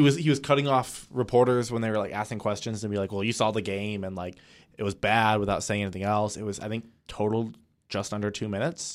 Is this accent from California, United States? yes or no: no; Northwest Indiana, United States; moved away as an adult; now in Bloomington, United States; I am from Northwest Indiana, about forty-five to an hour